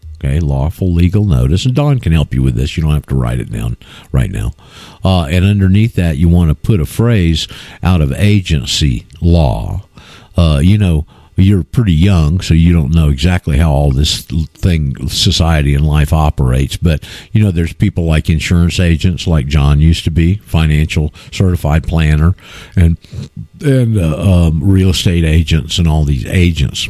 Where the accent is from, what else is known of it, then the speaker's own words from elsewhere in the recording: Florida, United States; my hometown uh, in Florida